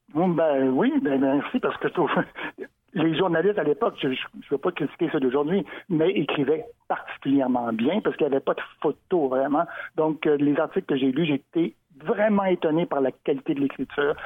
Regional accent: Montreal, Quebec, Canada; Moi qui suis né à Montréal, comme ma mère d'ailleurs, donc je suis Montréalais, le pur béton

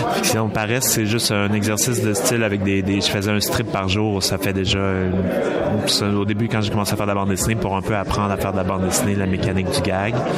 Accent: Saguenay, Quebec, Canada; je viens du Saguenay

